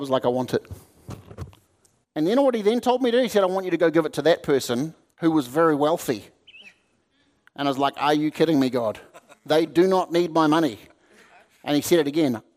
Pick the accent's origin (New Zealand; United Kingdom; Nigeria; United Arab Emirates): New Zealand; moved away as an adult; now in United States; I'm a Kiwi